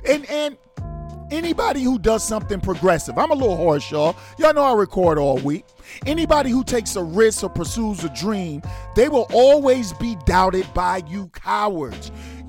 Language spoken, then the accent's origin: English; New York City, New York, United States; I rep my city. I'm from New York City.